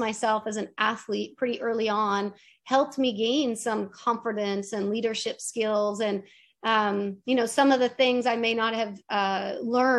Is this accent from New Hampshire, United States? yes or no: yes; New Hampshire, United States; moved away; where I grew up in New Hampshire